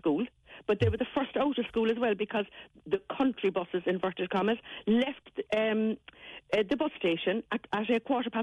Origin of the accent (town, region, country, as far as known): Cork, Munster, Ireland; born or raised there